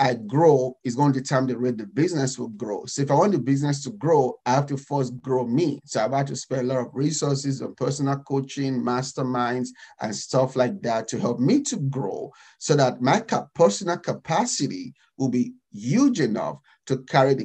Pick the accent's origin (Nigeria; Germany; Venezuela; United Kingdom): Nigeria; moved away as an adult; now in United States; I'm African, I'm Nigerian